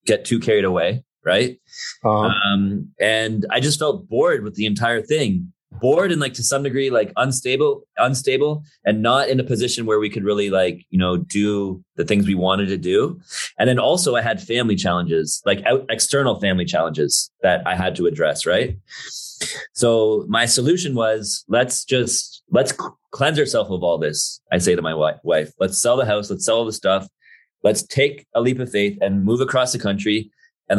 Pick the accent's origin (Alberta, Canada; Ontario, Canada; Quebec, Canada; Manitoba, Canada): Ontario, Canada; Toronto; moved away as an adult; now in Vancouver, Canada; I grew up in Toronto for 35 plus years.